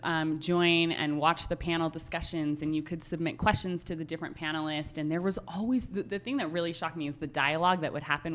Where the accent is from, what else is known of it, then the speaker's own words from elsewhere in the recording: Utah, United States; also born or lived in Park City, Utah; I'm from Utah.